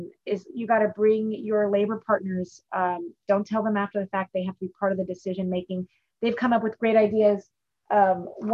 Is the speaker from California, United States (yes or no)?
yes; Bay Area, California, United States; I grew up in the Bay Area.